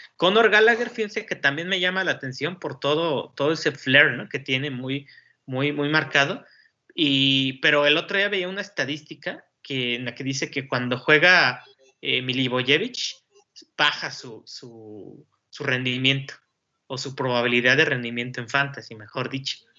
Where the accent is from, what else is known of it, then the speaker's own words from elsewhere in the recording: Mexico; los que somos mexicanos